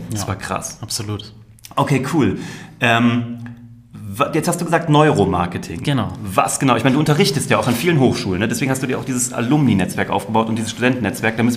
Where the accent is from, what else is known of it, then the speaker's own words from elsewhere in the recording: Kassel, Hesse, Germany; Ich komme aus Kassel